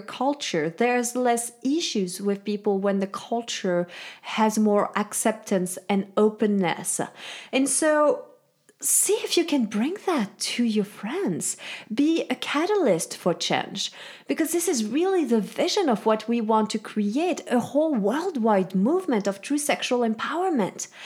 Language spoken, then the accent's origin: English; Switzerland; now in United States; I'm from Switzerland, and I really think that this background has set um, for me, this whole, like, shame-free upbringing